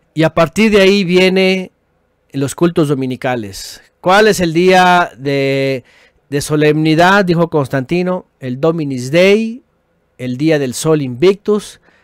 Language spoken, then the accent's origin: Spanish; Mexico; como decimos en México